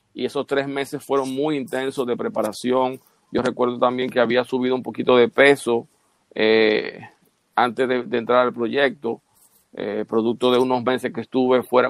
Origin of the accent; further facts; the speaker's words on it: Bajos de Haina, San Cristóbal, Dominican Republic; yo nací en Bajos de Jaina